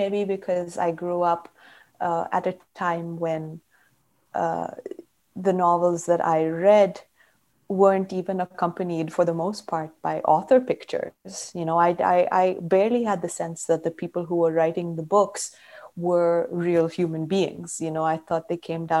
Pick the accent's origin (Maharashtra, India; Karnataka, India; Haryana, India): Karnataka, India; I grew up in Karnataka